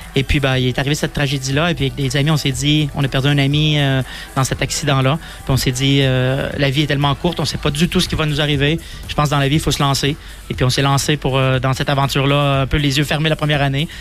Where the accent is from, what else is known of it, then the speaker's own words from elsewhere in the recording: Donnacona, Quebec, Canada; accent: Québécois; also born or lived in Lausanne, Switzerland; now in Valais, Switzerland; je viens d'un petit village à côté de Québec qui s'appelle Donnacona.